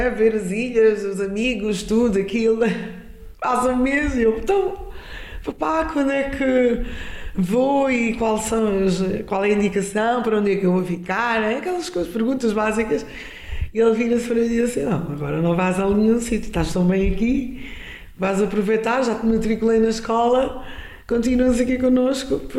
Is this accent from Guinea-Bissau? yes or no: yes; Guinea-Bissau; now in Lisbon, Portugal; eu seja da Guiné ou sou da Guiné